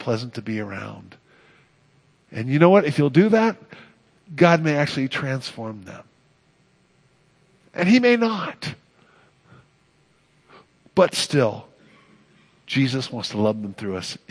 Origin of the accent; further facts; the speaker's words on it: Oakland, California, United States; I grew up on Bridgeview Drive, 4321 Bridgeview Drive, Oakland, California